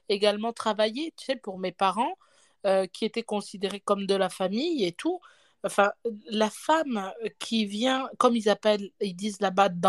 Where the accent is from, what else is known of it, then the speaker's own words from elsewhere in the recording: Cameroon; Moi, je suis pas originaire hein, de, de l'Afrique, mais j'ai grandi. J'ai grandi au Cameroun.